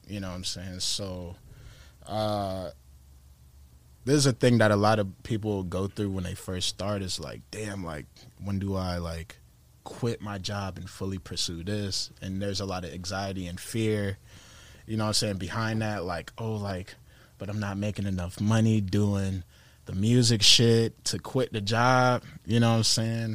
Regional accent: Tampa, Florida, United States; I'm from Tampa

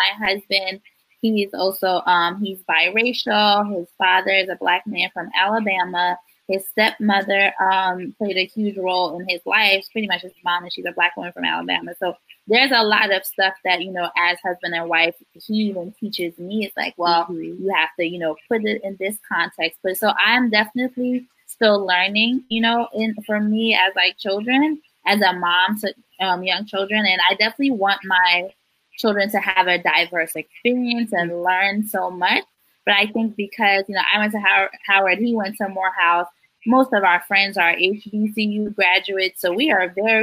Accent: Ghana; now in United States; I was not born in this country. I'm from Ghana, West Africa, and I moved here in 2001

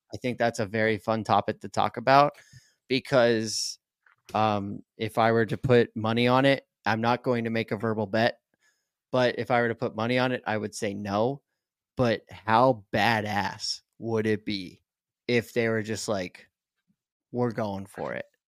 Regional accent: Atlanta, Georgia, United States; also born or lived in Chicago, Illinois; I was born in Chicago, diehard Cubs fan obviously, but I grew up in Atlanta

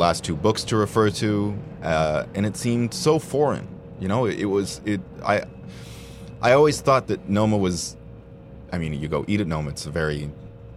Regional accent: Toronto, Ontario, Canada; In Toronto, born and raised

